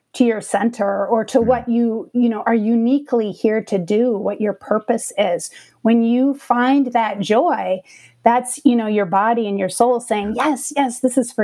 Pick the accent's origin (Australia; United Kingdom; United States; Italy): United States; Minnesota; now in Austin, United States; I grew up in Minnesota